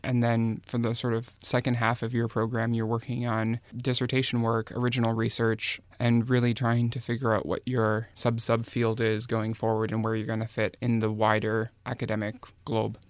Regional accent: Minnesota, United States; moved away; I'm from Minnesota originally, and I used to visit my grandparents' farm when I was a kid

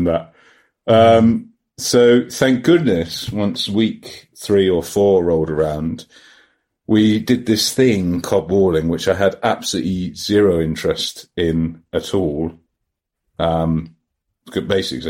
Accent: England, United Kingdom; I'm just English

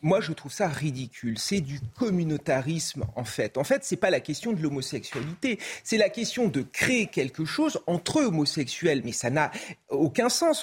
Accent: France; en tant que Français

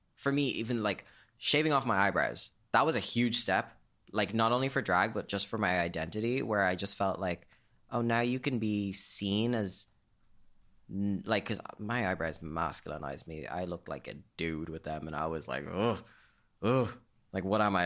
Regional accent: Greystones, Leinster, Ireland; my hometown of Greystones

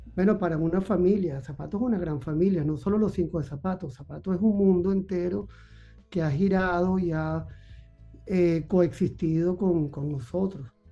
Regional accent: Caracas, Capital District, Venezuela; mi niñez transcurrió en Caracas, yo nací en Caracas

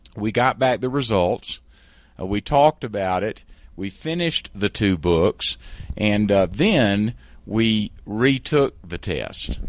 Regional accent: South Carolina, United States; accent: South Carolina; moved away as an adult; also born or lived in San Francisco; I was a trial lawyer in South Carolina. I'm sure you can tell by my accent.

